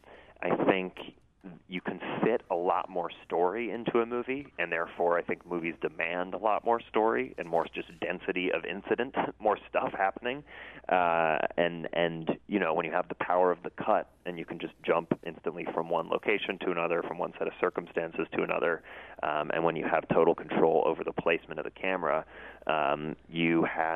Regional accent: St. Louis, Missouri, United States; Yeah, well, I loved John Burroughs, and my mom for many years worked in the was a teacher there and then worked in the administration.

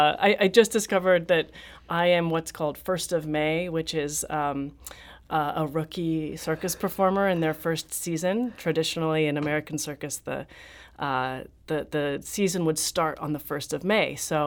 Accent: Haworth, Yorkshire and the Humber, United Kingdom; So I grew up in Haworth, and my mom and I ran a small business together as face painters.

